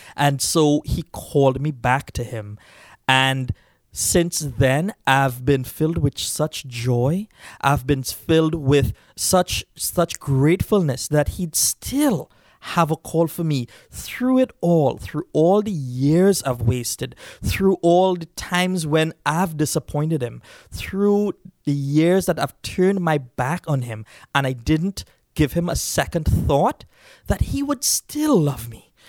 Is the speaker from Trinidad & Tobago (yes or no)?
yes; Trinidad & Tobago; moved away; Uh, I grew up in Trinidad, and I grew up in a Hindu background.